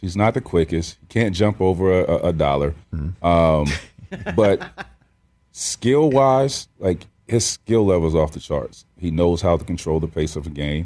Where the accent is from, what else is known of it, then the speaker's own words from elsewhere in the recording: Central Florida, United States; I grew up in Central Florida